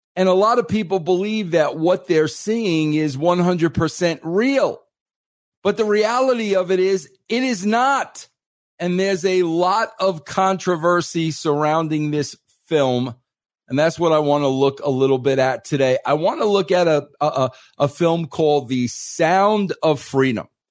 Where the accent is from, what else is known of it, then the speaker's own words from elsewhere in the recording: Long Island, New York, United States; also born or lived in Atlanta; now in Colorado, United States; on the East Coast when I grew up on Long Island.